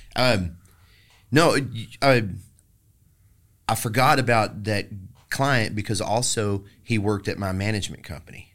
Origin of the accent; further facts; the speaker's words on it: Maypearl, Texas, United States; now in Austin, United States; I was raised in Maypearl, Texas